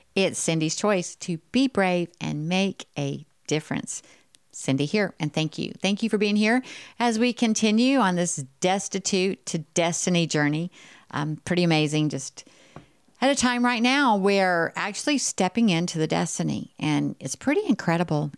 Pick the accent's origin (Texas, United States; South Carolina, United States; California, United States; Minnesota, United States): Texas, United States; I'm from Texas